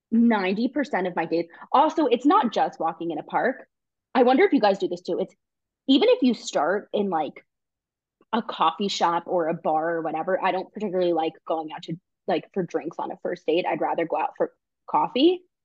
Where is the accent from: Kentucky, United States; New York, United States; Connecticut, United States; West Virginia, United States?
New York, United States; now in Israel; I'm from New York where you walk fast or you don't walk